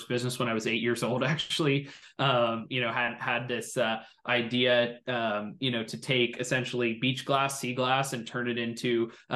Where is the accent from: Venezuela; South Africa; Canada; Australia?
Canada; Toronto, Ontario; growing up in Toronto